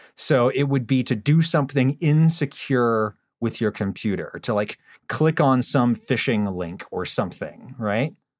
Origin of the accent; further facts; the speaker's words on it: Pennsylvania, United States; my home state of Pennsylvania